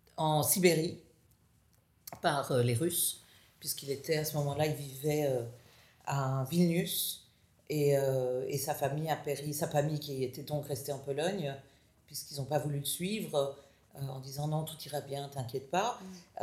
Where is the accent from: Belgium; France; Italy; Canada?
Belgium; Brussels, Brussels-Capital Region; moved away as an adult; also born or lived in United States / Israel; Je suis née à Bruxelles, famille de quatre filles